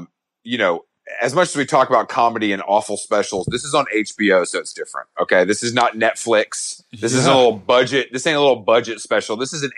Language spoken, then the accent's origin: English; Georgia, United States; from, I'm from Georgia, so I'm very familiar with Alabama.